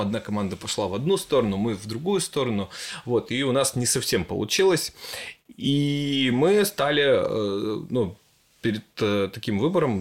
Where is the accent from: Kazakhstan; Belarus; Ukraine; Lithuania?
Ukraine; now in Sochi, Russia; я родился в маленьком украинском городе